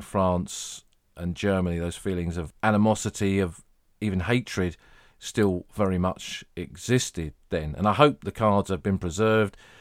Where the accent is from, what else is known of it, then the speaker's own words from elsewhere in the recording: England, United Kingdom; I'm, I'm English